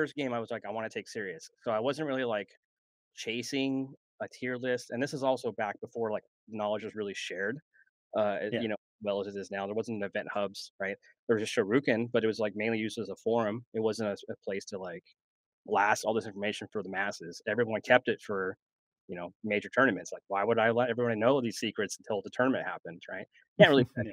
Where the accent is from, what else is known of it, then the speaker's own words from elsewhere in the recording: Apple Valley, California, United States; now in Arizona, United States; I grew up in Apple Valley